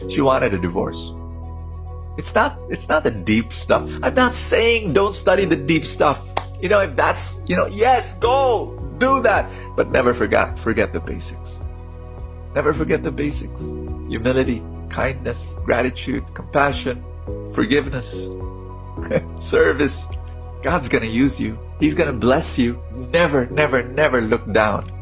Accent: Philippines; I'm a Filipino

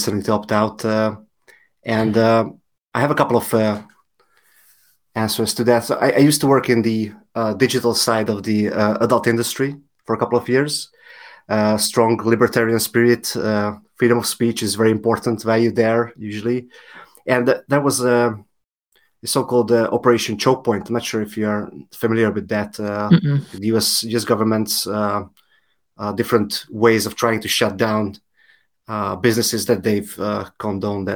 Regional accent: Hungary; I'm from Hungary

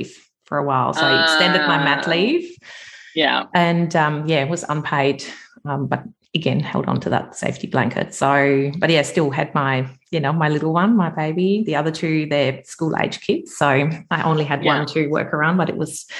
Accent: Germany; moved away as an adult; now in Australia; I'm originally from Germany. You might be able to pick that up. So I have been in Australia for 20 years

